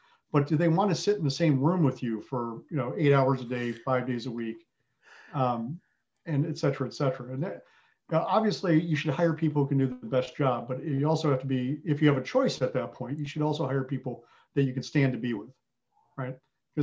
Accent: Southern Wisconsin, United States; also born or lived in England; I had the fortune of growing up in Southern Wisconsin

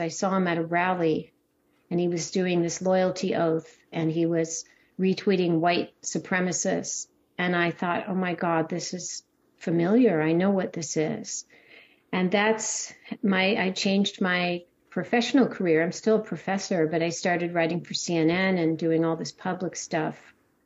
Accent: California, United States; I grew up in California, and my little town near the beach

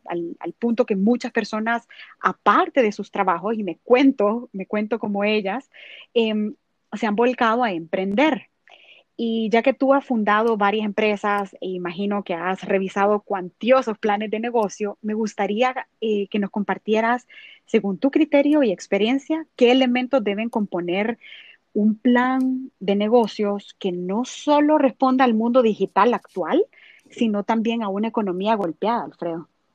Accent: El Salvador; soy salvadoreña

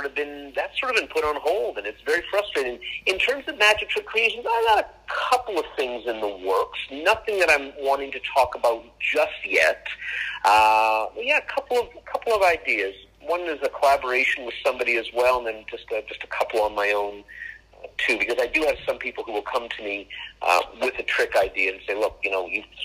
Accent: Canada; I'm Canadian

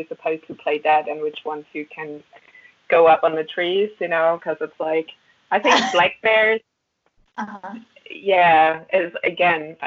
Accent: Germany; English is a second language; moved away as an adult; also born or lived in Berlin / Alaska / Hanover; now in Bath, United Kingdom; the same place in Germany where I grew up.

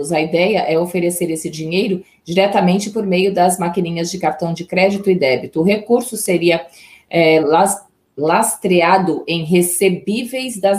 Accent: Águas da Prata, São Paulo, Brazil; Minha terra, meu padrinho mora lá, cresci em Águas da Prata.

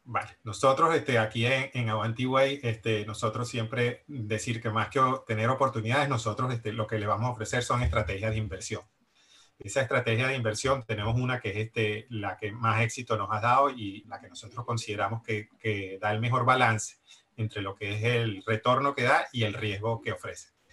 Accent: Venezuela; moved away as an adult; also born or lived in Barcelona, Spain; now in Miami, United States; soy venezolano, también emigré desde Venezuela

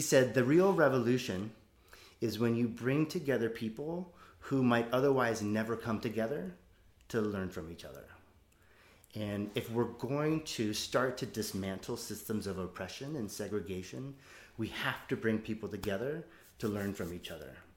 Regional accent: United States; also born or lived in Oakland; As an American

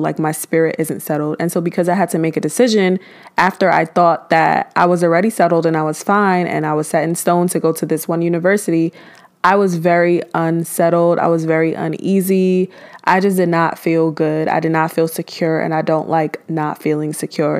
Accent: New York City, New York, United States; moved away as an adult; now in Georgia, United States; I am from Brooklyn, New York

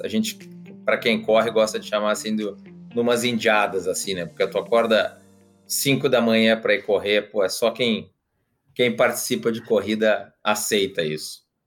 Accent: Porto Alegre, Rio Grande do Sul, Brazil; que nem a gente diz lá no, no, Rio Grande do Sul, porque afinal de contas eu sou de, de Porto Alegre

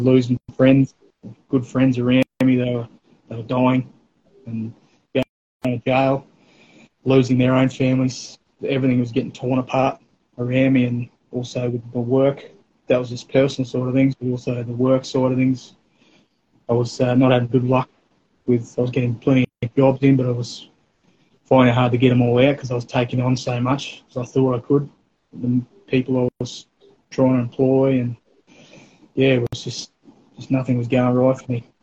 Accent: North Stradbroke Island, Queensland, Australia; we eventually moved over there, probably around um, eleven, something like that. So all my teenage years and early uh, adulthood, I spent over there

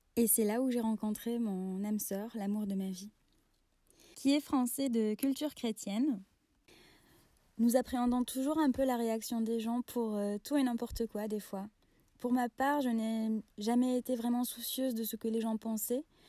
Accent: Oran, Oran Province, Algeria; Oran, ma ville natale

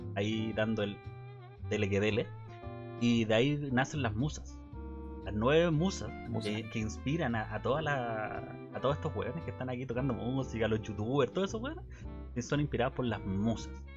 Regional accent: Chile; yo podría ser un chileno chiquito, gordito

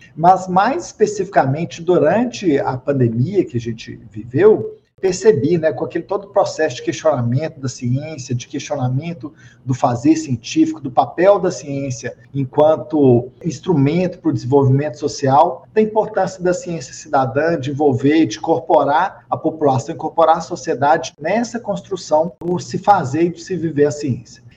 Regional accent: Minas Gerais, Brazil; accent: mineiro; now in Brasília, Brazil; mas eu não sou daqui, eu sou originário de Minas Gerais, eu ainda tenho um pouquinho de sotaque mineiro

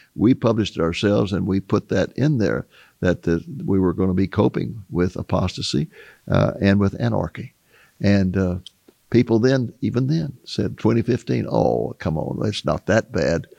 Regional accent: United States; growing up in America

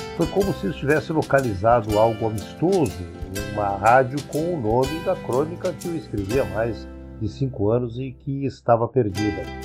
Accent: Colorado, Rio Grande do Sul, Brazil; moved away; also born or lived in Porto Alegre; quando eu vivia na minha terra natal, a cidade gaúcha de Colorado

